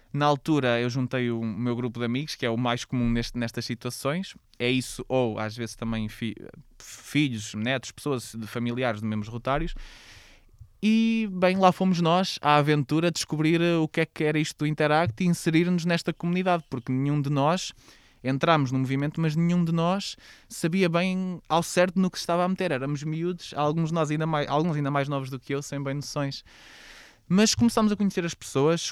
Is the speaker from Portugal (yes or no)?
yes; Oliveira do Bairro, Aveiro District, Portugal; efetivamente comecei na minha terra, em Oliveira do Bairro